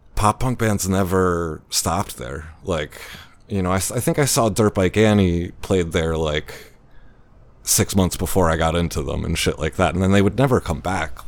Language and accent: English; Baltimore, Maryland, United States; moved away; I grew up in Baltimore